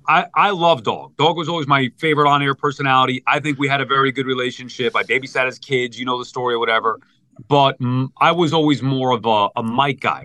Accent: Long Island, New York, United States; I'm from Long Island

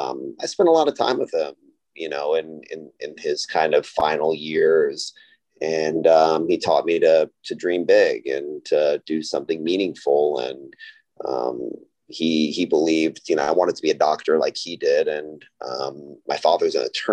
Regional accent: Austin, Texas, United States; It's my hometown where I was born and raised, and obviously where our headquarters is

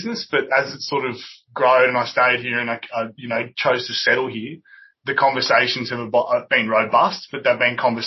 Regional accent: Toowoomba, Queensland, Australia; I'm from Toowoomba. I'm a country boy

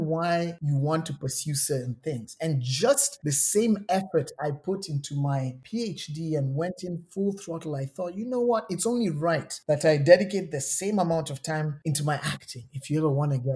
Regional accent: Nairobi, Kenya; moved away as an adult; I'm from Nairobi, Kenya.

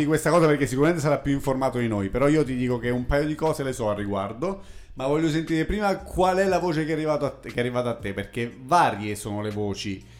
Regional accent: Pescara, Abruzzo, Italy; miei amici della, di Pescara, della mia città natale

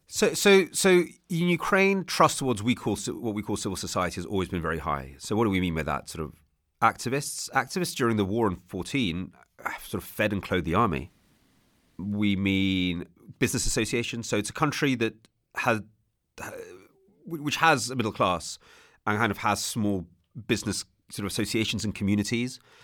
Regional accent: England, United Kingdom; that's how we're taught it in England

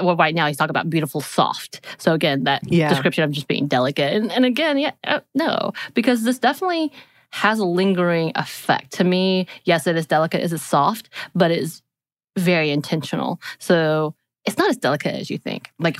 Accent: South Korea; Growing up in Korea.

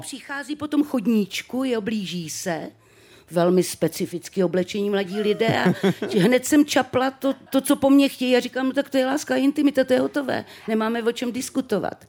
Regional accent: Třebíč, Vysočina Region, Czechia; jsem teda z té Třebíče, narodila jsem se v Třebíči

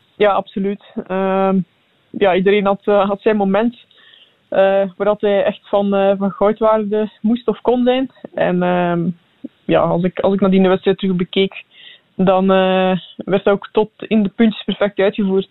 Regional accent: Belgium; als Belg

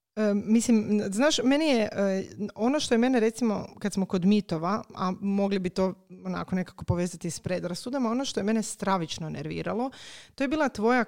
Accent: Croatia; kod nas u Hrvatskoj

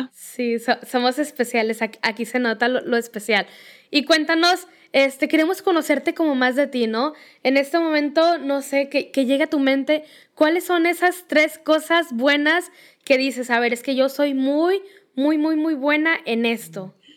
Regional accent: Mexico; aquí en México

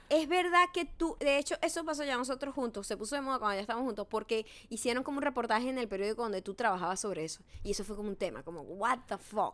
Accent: Venezuela; los venezolanos somos los, los mestizos, no hablamos los dialectos

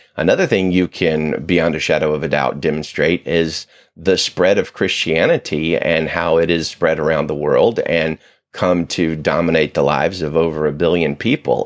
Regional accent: the South, United States; growing up in the South, people don't talk about doubts a lot

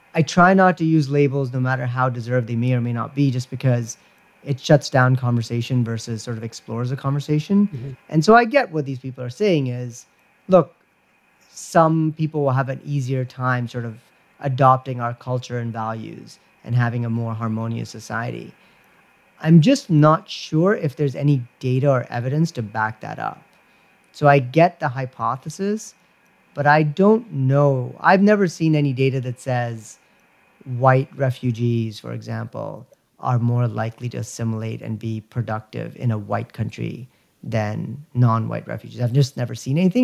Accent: United States

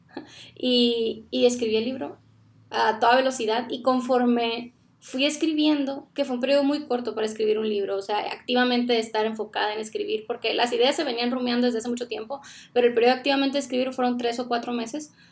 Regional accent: Sonora, Mexico; moved away as an adult; also born or lived in Ciudad Obregón, Mexico; now in Guatemala; nosotros somos originarios de Sonora, México. Vivíamos en Ciudad Obregón

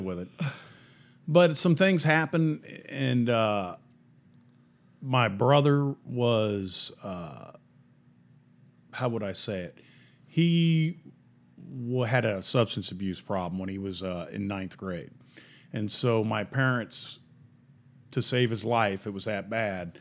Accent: Columbus, Ohio, United States; moved away; also born or lived in Mount Vernon, Ohio / Irving, Texas; I grew up in Columbus, Ohio, and my family was all American

